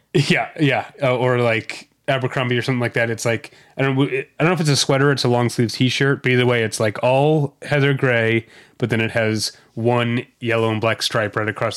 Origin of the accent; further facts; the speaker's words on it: St. Louis, Missouri, United States; moved away; the part of Saint Louis County where I grew up